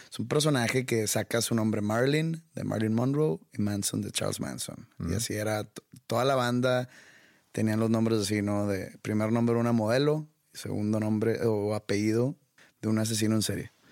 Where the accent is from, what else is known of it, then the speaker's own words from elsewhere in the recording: Mexico; no merecemos ese tipo de shows nosotros como mexicanos y como católicos